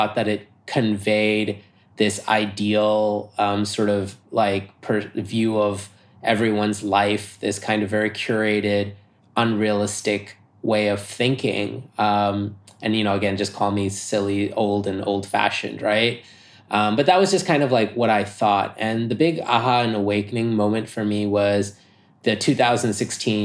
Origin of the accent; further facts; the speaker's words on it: New York, United States; I'm American, and I'm a New Yorker. So having grown up in New York